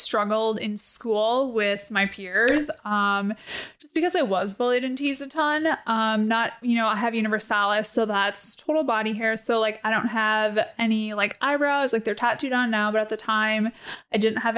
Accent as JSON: {"language": "English", "region": "Wisconsin", "country": "United States", "tie": "born or raised there", "said": "I grew up in Wisconsin"}